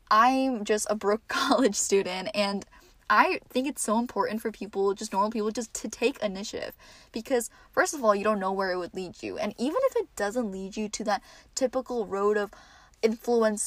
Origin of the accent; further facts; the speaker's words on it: New Jersey, United States; also born or lived in New York City; I am from New Jersey and I go to college in the city, New York City, and I am home for the semester